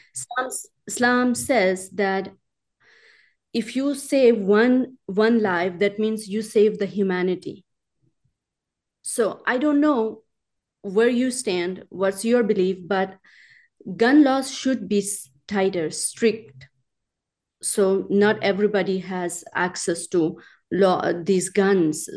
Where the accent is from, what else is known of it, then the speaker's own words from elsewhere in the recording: Pakistan; now in Tennessee, United States; I was born and raised in Pakistan